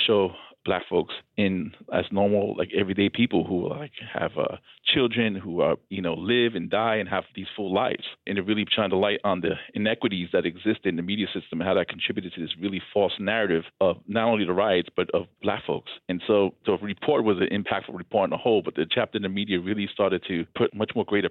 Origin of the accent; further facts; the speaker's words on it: New York City, New York, United States; who I am as a Puerto Rican growing up in New York City